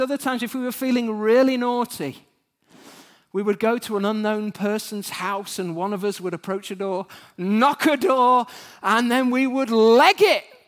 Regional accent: United Kingdom; as British human beings

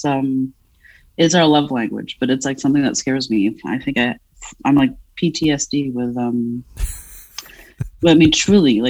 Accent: Paris, Île-de-France, France; also born or lived in Providence, Rhode Island; now in Philadelphia, United States; I'm a fat woman who was born and raised in Paris, France

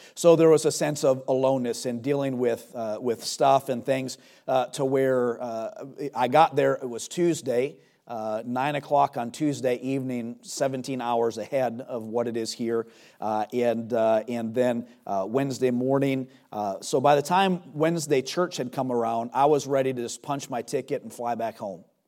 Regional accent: United States; as an American

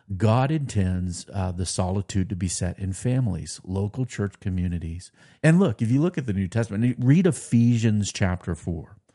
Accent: United States; as American Christians

